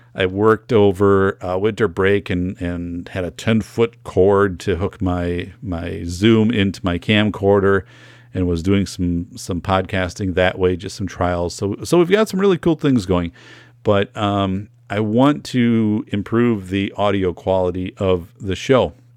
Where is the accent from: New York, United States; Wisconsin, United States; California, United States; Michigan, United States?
Wisconsin, United States; northern; I grew up in Wisconsin, I grew up in northern Wisconsin